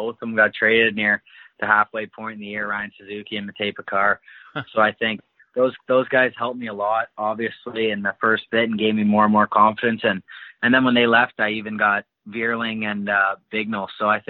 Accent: Alliston, Ontario, Canada; I'm from Alliston, Ontario.

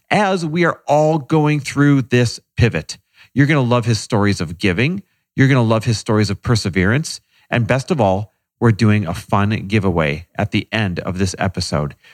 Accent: Northern California, United States; also born or lived in Manhattan; now in New York, United States; I grew up in Northern California.

